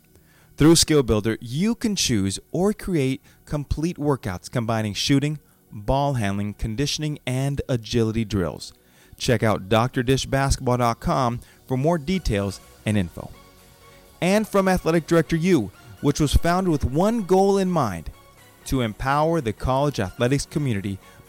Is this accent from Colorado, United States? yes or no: no; Los Angeles, California, United States; growing up in Los Angeles, I see a lot because everybody is from there, my family